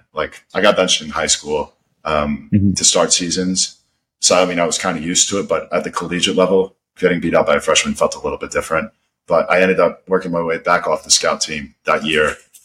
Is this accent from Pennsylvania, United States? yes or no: no; Scottsdale, Arizona, United States; also born or lived in New York; I was born in New York, but I've lived out in Arizona my whole life. I'm from Scottsdale